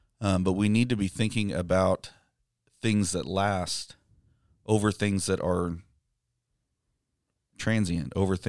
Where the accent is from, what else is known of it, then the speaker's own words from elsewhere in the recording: Amarillo, Texas, United States; born there; They set up their will before I was born in Amarillo.